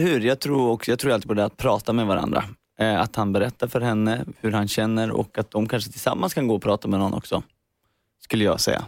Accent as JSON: {"language": "Swedish", "town": "Värmdö", "region": "Stockholm County", "country": "Sweden", "said": "ute på Värmdö där jag kommer ifrån."}